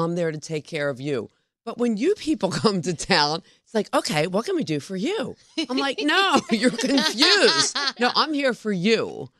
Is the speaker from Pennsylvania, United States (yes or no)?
yes; Philadelphia, Pennsylvania, United States; I mean, I'm originally from Philadelphia